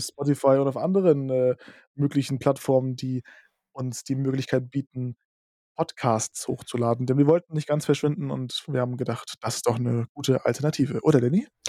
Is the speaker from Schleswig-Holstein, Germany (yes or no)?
yes; Lübeck, Schleswig-Holstein, Germany; Bei uns in Lübeck